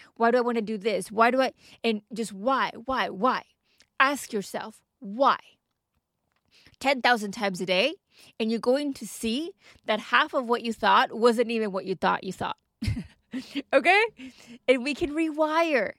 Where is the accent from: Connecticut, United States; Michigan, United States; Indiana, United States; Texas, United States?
Texas, United States; moved away as an adult; also born or lived in Dubai; now in United Kingdom; I am from Texas and we get beautiful sunny weather year round